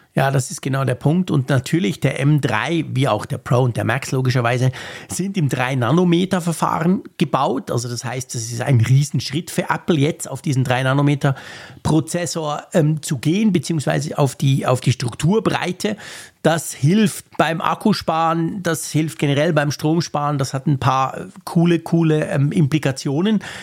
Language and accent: German; Switzerland; bei uns in der Schweiz